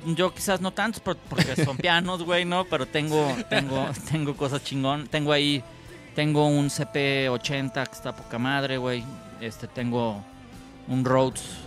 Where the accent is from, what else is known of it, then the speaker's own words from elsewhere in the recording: Guadalajara, Jalisco, Mexico; moved away as an adult; now in Los Cabos, Mexico; yo ya no soy tapatío, soy, soy, soy cabeño